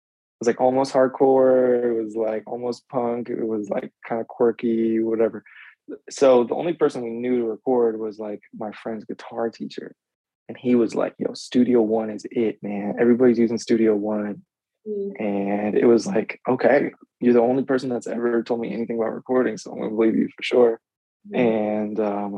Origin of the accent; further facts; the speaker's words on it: outside of Philadelphia, Pennsylvania, United States; moved away as an adult; now in Philadelphia, United States; I grew up outside of Philly